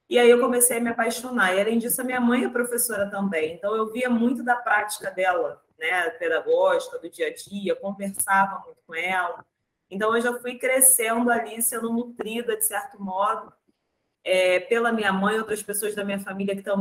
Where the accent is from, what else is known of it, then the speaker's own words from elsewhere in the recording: Rio de Janeiro, Brazil; eu sou daqui do Rio de Janeiro, né, para quem estiver ouvindo, sou carioca, cresci no subúrbio do Rio de Janeiro, de uma família majoritariamente negra